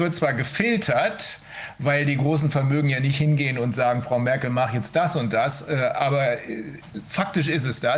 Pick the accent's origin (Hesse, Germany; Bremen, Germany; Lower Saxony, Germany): Bremen, Germany; ich komme aus Bremen, das ist eine der Freie und Hansestadt Bremen. Wir waren immer stolz darauf, dass wir frei sind.